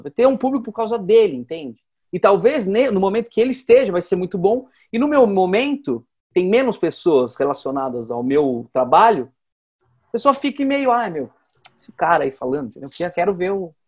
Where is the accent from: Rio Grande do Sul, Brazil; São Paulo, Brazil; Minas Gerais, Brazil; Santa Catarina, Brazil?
São Paulo, Brazil; Atibaia; now in São Paulo, Brazil; quando eu saí de Atibaia